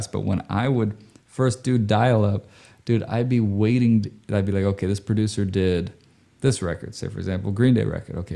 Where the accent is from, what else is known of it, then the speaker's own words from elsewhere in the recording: Indonesia; So I grew up overseas, right? I grew up in Indonesia